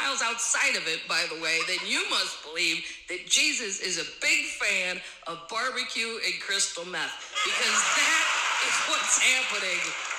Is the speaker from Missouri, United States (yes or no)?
yes; Missouri, United States; I am from Missouri